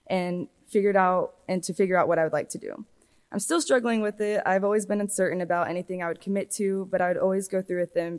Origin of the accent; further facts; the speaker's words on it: Hereford, Texas, United States; also born or lived in Waco, Texas; I grew up in Hereford, Texas, up until my sophomore year when I moved to Waco